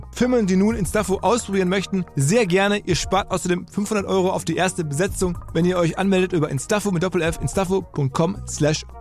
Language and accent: German; Essen, North Rhine-Westphalia, Germany; in Essen, meiner Heimatstadt